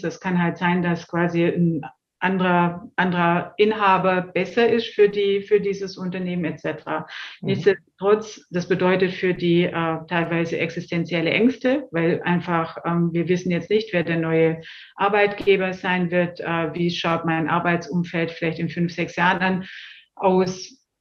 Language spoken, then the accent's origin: German; Swabia, Baden-Württemberg, Germany; accent: Swabian; now in Munich, Germany; wie man leicht hört, äh, habe ich auch einen schwäbischen Ursprung, einen schwäbischen Zungenschlag, lebe aber schon sehr lange und auch sehr gerne in Bayern